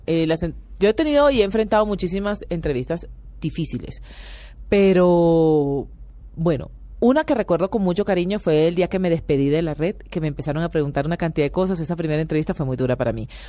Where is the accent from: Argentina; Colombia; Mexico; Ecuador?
Colombia; Barranquilla, Atlántico; Barranquilla, la ciudad donde yo crecí